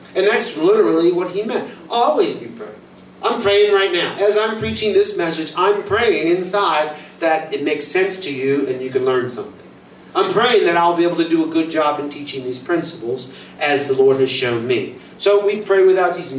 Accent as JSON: {"language": "English", "country": "United States", "said": "I'm American"}